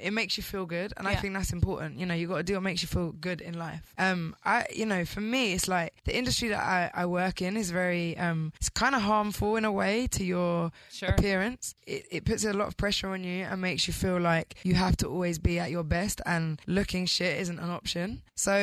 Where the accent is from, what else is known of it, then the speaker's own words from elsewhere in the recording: United Kingdom; as a British girl